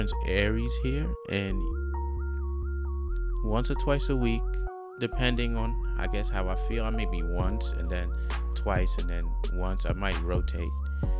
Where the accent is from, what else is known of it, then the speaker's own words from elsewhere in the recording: New York City, New York, United States; moved away; also born or lived in China; I'm American